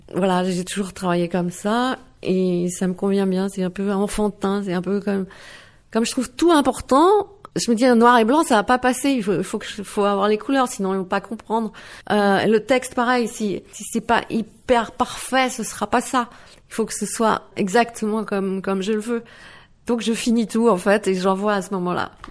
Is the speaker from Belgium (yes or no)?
no; Bièvres, Île-de-France, France; first language Dutch; moved away as an adult; now in Netherlands; mes parents sont néerlandais, mais j'ai grandi euh, en France, près de Paris, à Bièvre